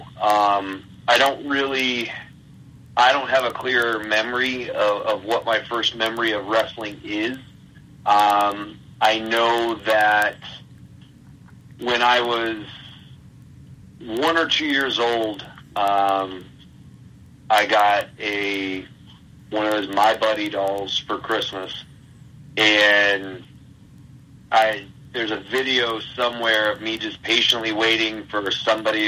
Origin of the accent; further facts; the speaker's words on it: Stuarts Draft, Virginia, United States; moved away as an adult; also born or lived in Bridgewater, Virginia / Richmond, Virginia; now in Midwest, United States; I grew up in a small town in Virginia named Stewart's Draft